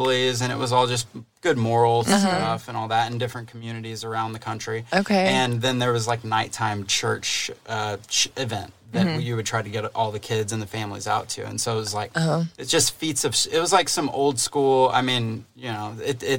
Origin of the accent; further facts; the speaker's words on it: Dallas, Texas, United States; we're both from the Dallas area.